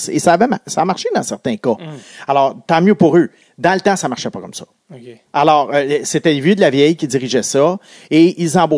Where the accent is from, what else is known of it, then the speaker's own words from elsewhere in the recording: Quebec, Canada; les Alouettes jouaient pas loin de chez moi à l'Autostade qui a été démoli aujourd'hui et qui est tout près du pont Victoria à la, sortie de l'autoroute Bonaventure